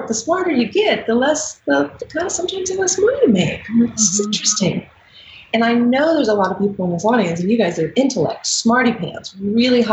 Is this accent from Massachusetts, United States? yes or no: no; Dayton, Ohio, United States; now in Denver, United States; I grew up in Dayton, Ohio. I live in Denver, Colorado now.